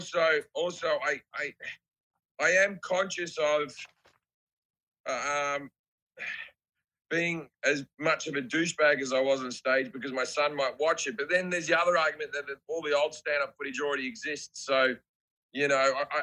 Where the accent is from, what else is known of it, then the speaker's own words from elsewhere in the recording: Australia; I'm just Australian